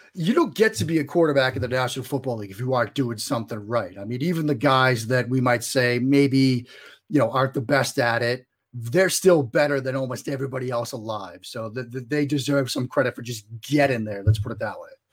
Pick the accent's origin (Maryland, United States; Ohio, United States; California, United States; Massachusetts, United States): Massachusetts, United States; Boston; if my accent doesn't give it away, I'm originally from the Boston area